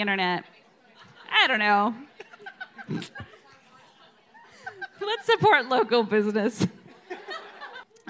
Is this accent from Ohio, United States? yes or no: yes; Ohio, United States; I'm from Ohio